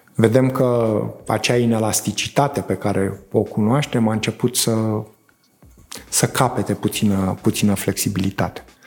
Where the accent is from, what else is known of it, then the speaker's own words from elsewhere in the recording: Romania; România e țara mea